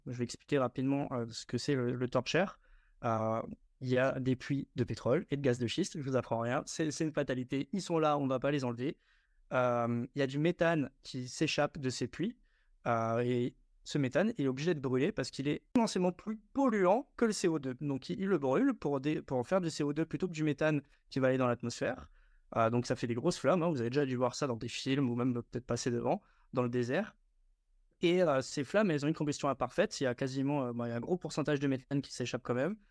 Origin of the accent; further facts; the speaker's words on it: Strasbourg, Grand Est, France; Je viens de Strasbourg